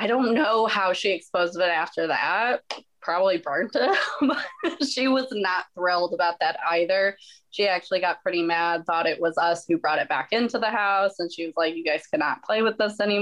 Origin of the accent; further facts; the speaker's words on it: St. Louis, Missouri, United States; I'm from St. Louis.